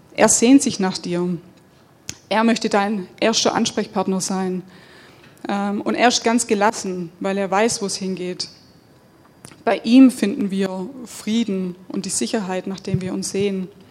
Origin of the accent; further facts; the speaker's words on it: Germany; wir als Deutsche